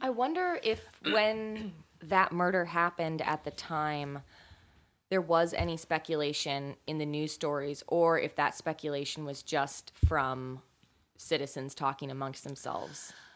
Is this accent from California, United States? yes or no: yes; California, United States; I grew up in California